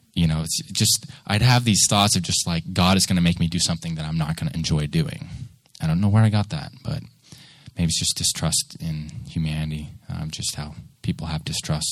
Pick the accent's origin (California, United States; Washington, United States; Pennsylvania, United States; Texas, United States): Washington, United States; Seattle; moved away as an adult; also born or lived in Nashville; I grew up there until about 22, and I did my general education there in Bremerton